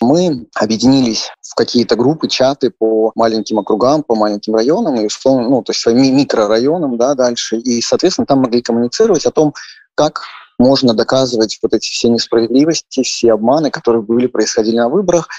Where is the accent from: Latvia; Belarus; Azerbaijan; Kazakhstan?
Belarus; Minsk; moved away as an adult; из Минска